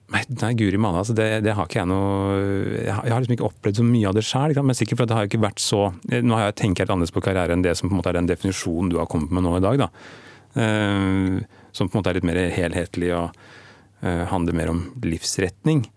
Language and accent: Norwegian; Stokke, Vestfold, Norway; der jeg vokste opp, i Stokke